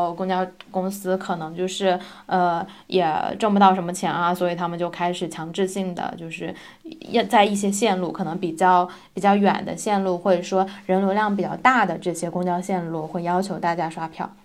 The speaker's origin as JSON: {"language": "Chinese", "country": "China", "moved": "as an adult", "lives_now": "Gothenburg, Sweden", "said": "咱们就是国人"}